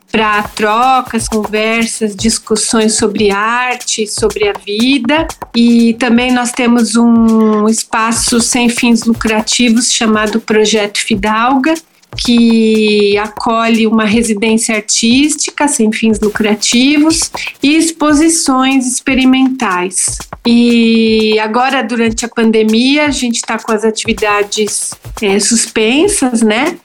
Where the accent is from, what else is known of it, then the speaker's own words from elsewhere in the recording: Santo André, São Paulo, Brazil; now in São Paulo, Brazil; Eu nasci em Santo André, vivo e trabalho em São Paulo